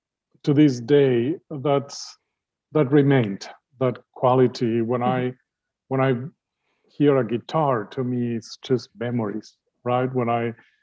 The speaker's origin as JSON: {"language": "English", "country": "Uruguay", "tie": "born or raised there", "also_born_or_lived": "Vienna, Austria", "moved": "as an adult", "lives_now": "United States", "said": "all the music I grew up with in Uruguay"}